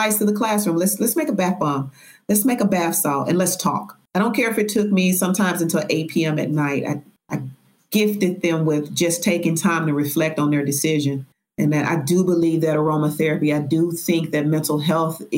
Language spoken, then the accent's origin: English; Memphis, Tennessee, United States; also born or lived in Brooklyn, New York; I'm a Southerner. I'm from Memphis, Tennessee